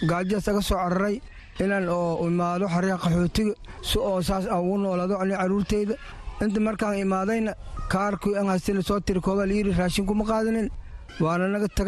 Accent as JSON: {"language": "Somali", "town": "Dinsoor", "region": "Bay", "country": "Somalia", "moved": "yes", "lives_now": "Dadaab, Kenya", "said": "waxaan ka imaanay degmada diinsoor arni carruurteeda afartan ilaa u ber ayaan soo laweynaya"}